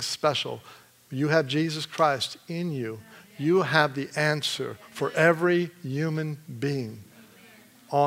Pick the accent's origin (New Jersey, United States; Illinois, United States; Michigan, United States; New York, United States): Michigan, United States; I'm from Michigan